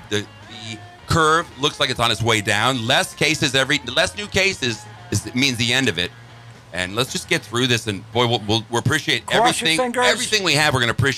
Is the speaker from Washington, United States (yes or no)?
no; Chicago, Illinois, United States; I grew up in Chicago